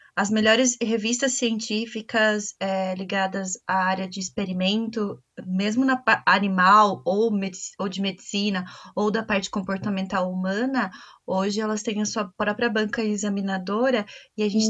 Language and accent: Portuguese; Brazil; somos nós brasileiros